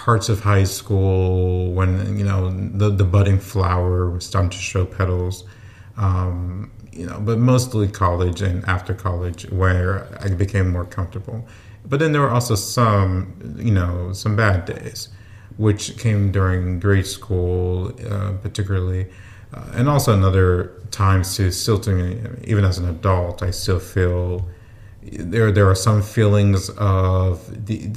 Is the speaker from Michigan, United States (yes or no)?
no; Houston, Texas, United States; Born and raised in Houston, Texas. Well, the Houston area anyways